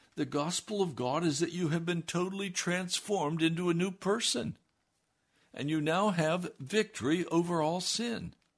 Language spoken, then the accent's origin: English; United States